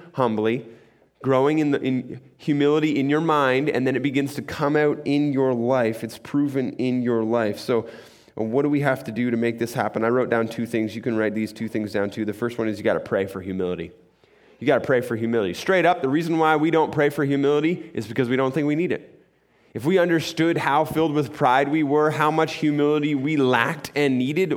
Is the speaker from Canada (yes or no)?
yes; Muskoka, Ontario, Canada; I grew up in Muskoka, and we heated our house by a wood stove